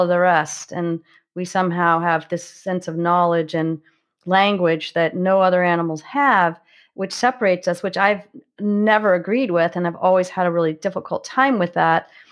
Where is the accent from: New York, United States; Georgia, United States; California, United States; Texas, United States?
California, United States; Marin Headlands; also born or lived in San Francisco, California; I grew up, um, along the coastal marine headlands in California, so just on the north side of the Golden Gate Bridge